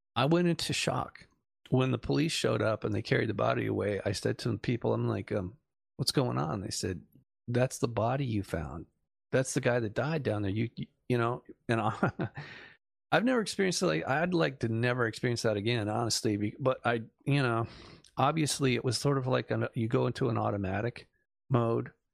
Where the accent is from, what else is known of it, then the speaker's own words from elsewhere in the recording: Malibu, California, United States; growing up in Malibu